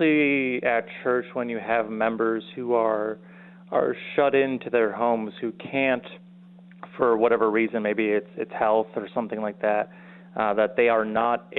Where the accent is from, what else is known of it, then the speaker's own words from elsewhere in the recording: Wisconsin, United States; moved away; also born or lived in South Dakota; I'm born and raised in Wisconsin.